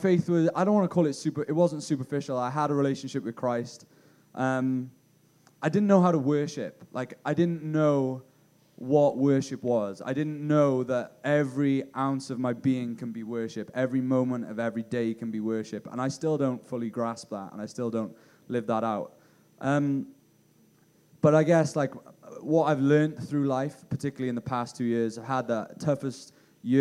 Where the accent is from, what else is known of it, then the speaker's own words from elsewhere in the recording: Bridgend, Wales, United Kingdom; they actually planted a church in my hometown, Bridgend